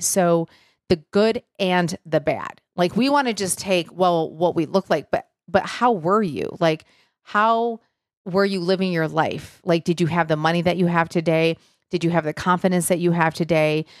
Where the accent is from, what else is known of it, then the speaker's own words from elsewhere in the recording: Michigan, United States; now in Nashville, United States; growing up in Michigan, we got out mid-June, went back after Labor Day.